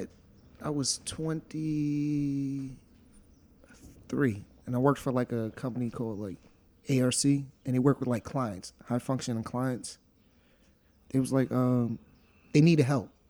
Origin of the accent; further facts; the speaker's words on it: New York, United States; also born or lived in Monticello; we're from New York